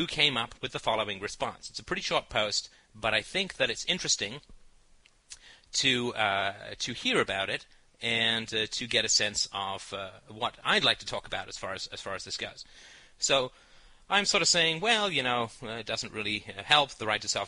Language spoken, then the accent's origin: English; United Kingdom; I'm British